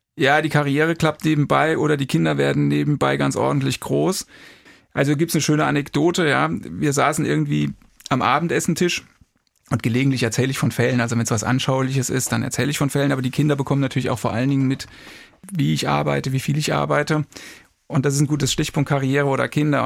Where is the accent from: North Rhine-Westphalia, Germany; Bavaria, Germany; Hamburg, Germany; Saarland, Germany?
Saarland, Germany; Kirkel; moved away; ich komme ursprünglich aus dem Saarland, bin in Kirkel, das ist ein kleines Dorf, etwa 25 Kilometer östlich von Saarbrücken aufgewachsen